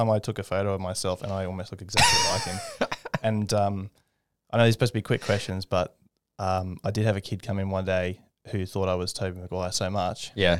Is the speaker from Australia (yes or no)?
yes; Brisbane, Queensland, Australia; also born or lived in Victoria; in Victoria, but mainly Redcliffe and north side of Brisbane.